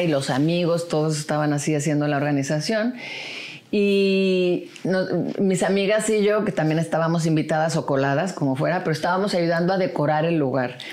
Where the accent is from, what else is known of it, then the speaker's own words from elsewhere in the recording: Puerto Vallarta, Jalisco, Mexico; moved away; also born or lived in Guadalajara; nací en Guadalajara, pero en realidad me crié en Puerto Vallarta